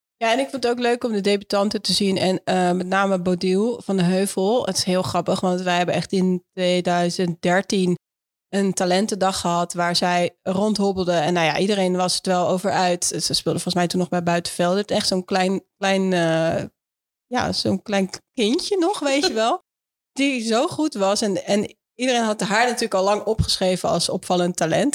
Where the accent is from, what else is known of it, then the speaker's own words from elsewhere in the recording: Netherlands; ons als Nederlanders die het Nederlands elftal volgen